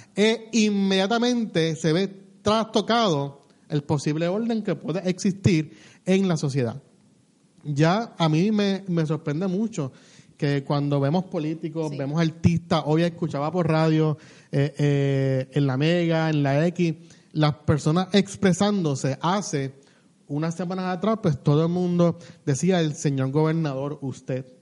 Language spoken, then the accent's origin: Spanish; Puerto Rico